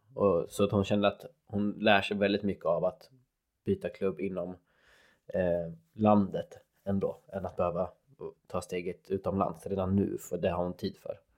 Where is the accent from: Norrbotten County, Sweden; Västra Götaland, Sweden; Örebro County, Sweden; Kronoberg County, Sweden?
Örebro County, Sweden; Örebro; som den örebroare jag är